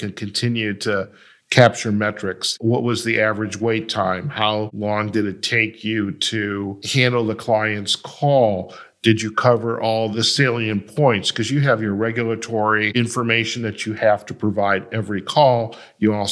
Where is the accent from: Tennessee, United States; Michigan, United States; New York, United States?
Michigan, United States; Detroit; I'm from Detroit